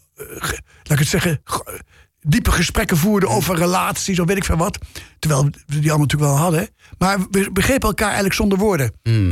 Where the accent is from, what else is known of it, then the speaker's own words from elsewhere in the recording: Nijmegen, Gelderland, Netherlands; moved away as an adult; also born or lived in Amsterdam; dat Nijmegen, waar ik ben geboren, waar ik ben opgegroeid, gepubert heb, even gestudeerd heb.